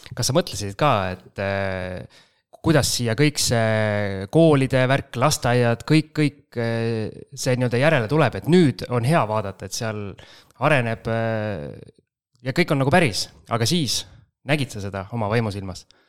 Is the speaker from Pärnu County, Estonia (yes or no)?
no; Jüri, Harju County, Estonia; minu kodukanti Jürisse